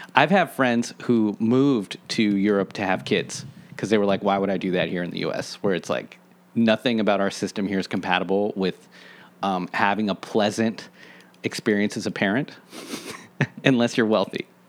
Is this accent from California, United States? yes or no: no; Washington, District of Columbia, United States; I grew up in Washington, D C, and I feel so privileged and happy that I grew up in a part of the city where I could walk around